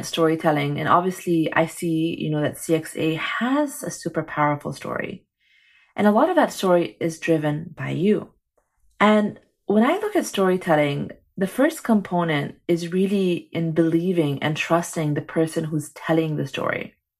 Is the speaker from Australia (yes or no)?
no; Egypt; also born or lived in Saudi Arabia; now in Singapore; Actually, I remember as a kid when I came to Singapore, because I didn't grow up here, you know, I grew up in Egypt and Saudi Arabia.